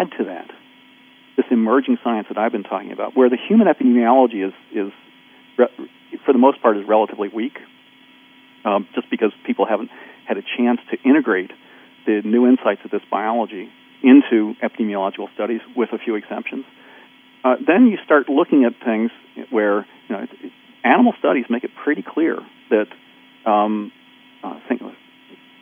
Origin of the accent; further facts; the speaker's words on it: near Camden, New Jersey, United States; I grew up not in Camden, but close enough